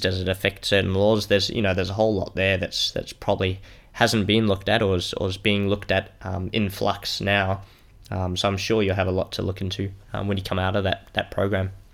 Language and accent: English; Melbourne, Victoria, Australia; I'm from Melbourne here in Australia.